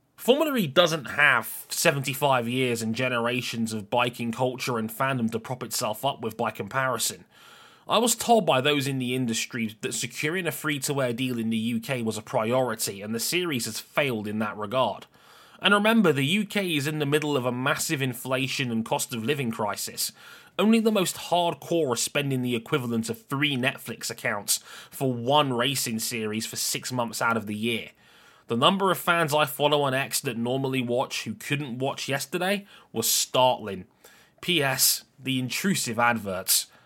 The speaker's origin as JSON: {"language": "English", "country": "United Kingdom", "said": "I'm a British citizen"}